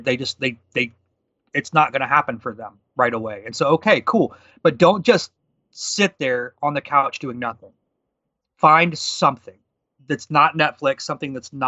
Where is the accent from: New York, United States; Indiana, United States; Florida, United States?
Indiana, United States; I'm from Indiana